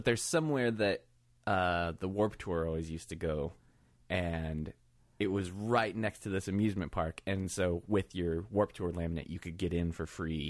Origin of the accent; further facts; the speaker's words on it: Michigan, United States; moved away; also born or lived in Virginia / Minneapolis; I grew up in Michigan